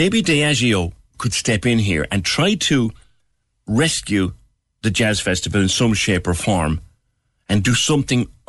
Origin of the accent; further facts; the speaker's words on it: Ireland; We, as Irish